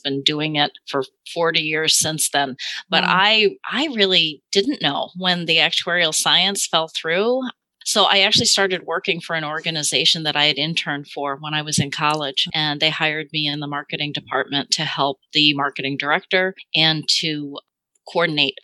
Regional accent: Chicago, Illinois, United States; also born or lived in Madison, Wisconsin; I'm from the Midwest. I'm from the Chicago area

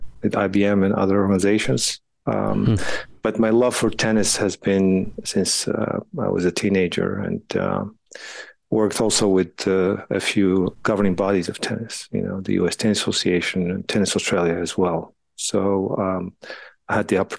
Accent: Morocco; moved away as an adult; also born or lived in France; now in United States; I grew up in Morocco and then got the opportunity to play tennis a little bit there

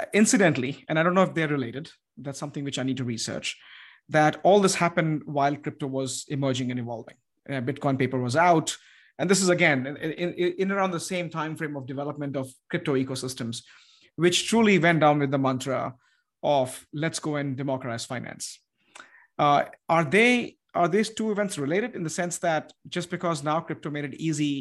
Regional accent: United States; as an American, as who lives in the United States

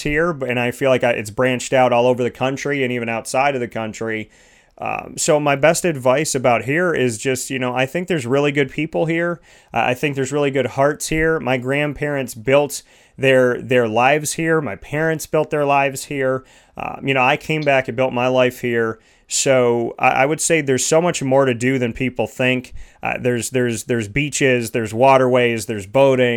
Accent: Syracuse, New York, United States; I said, Syracuse

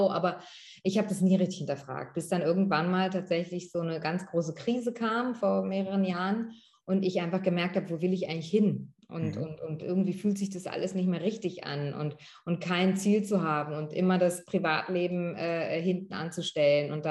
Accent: Northern Germany, Germany; ich und meine Geschwister, wir sind äh, in Norddeutschland aufgewachsen und äh, zur Schule gegangen

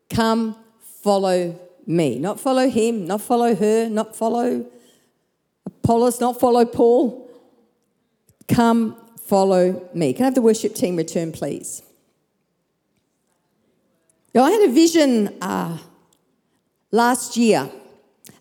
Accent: Perth, Western Australia, Australia; moved away as an adult; also born or lived in Brisbane; my hometown of Perth, back to my family

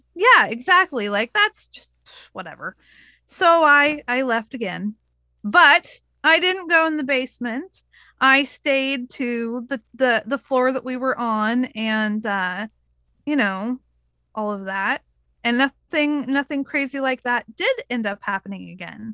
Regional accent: Oregon, United States; I told her I was from Oregon

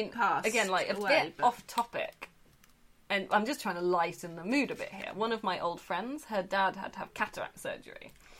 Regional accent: United Kingdom; So I'm painfully British.

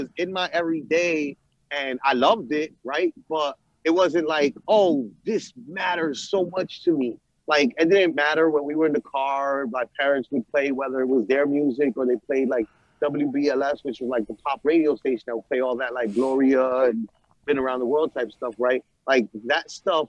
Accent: New York City, New York, United States; I was growing up in New York City around this shit

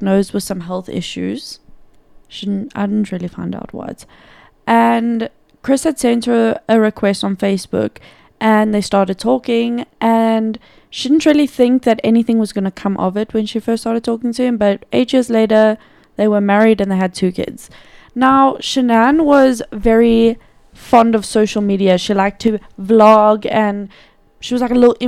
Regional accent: South Africa; us, South Africans

